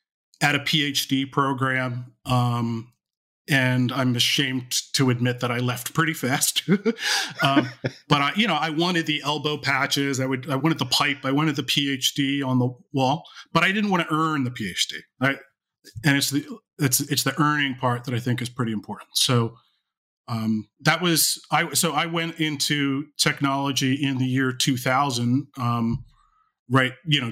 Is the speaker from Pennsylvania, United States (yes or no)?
yes; Philadelphia, Pennsylvania, United States; I grew up in the Philadelphia area, have lived here all my life. I still live in the Philadelphia area.